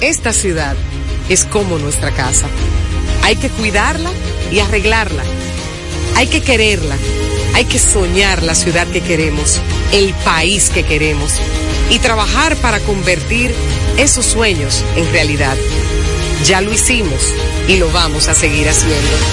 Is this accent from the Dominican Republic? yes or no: yes; Caribbean, Dominican Republic; Aquí somos un poquito más laxos, somos caribeños